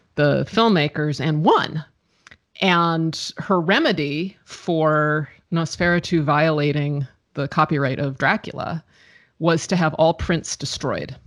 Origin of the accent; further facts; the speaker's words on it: United States; I'm American